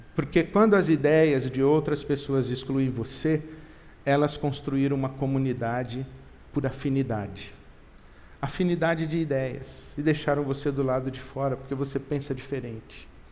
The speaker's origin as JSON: {"language": "Portuguese", "country": "Brazil"}